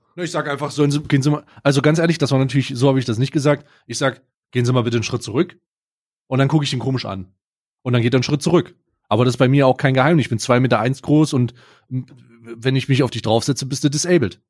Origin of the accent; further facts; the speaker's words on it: East Germany, Germany; ich als gebürtiger Ossi, ja, als langjähriges Mitglied der Ost, Öst, der Ossis und immer noch Ossi